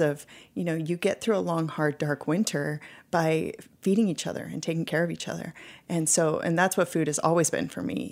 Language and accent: English; California, United States; moved away as an adult; also born or lived in Hawaii; now in Alaska, United States; I was born in Hawaii, and I grew up in California